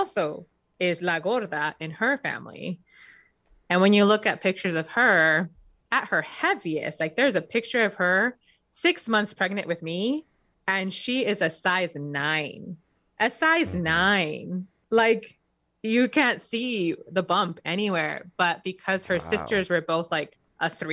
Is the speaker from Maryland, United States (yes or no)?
no; Inglewood, California, United States; We grew up very poor in Inglewood, so like one of the poorest towns in the country